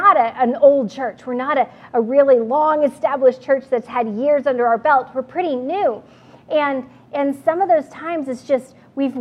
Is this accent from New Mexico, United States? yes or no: yes; New Mexico, United States; moved away; I grew up with out in New Mexico